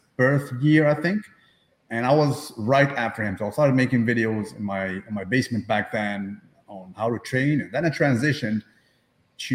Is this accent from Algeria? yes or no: yes; Algeria; born or raised there; now in Canada